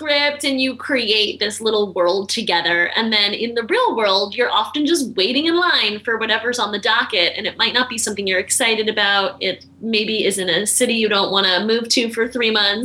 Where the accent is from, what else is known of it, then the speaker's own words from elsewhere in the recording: Baltimore, Maryland, United States; moved away; also born or lived in New York; I grew up in Baltimore